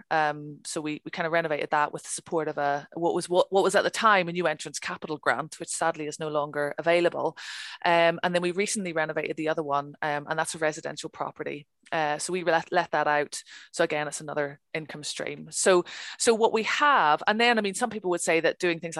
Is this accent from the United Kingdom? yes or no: no; Ireland; Okay, I'm from Ireland. It's a national sport. It's what we do.